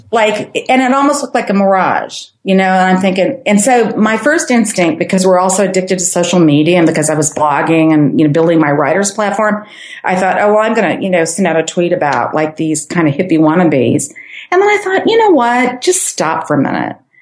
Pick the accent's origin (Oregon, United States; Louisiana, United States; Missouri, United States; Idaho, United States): Missouri, United States; St. Louis; I'm from St. Louis.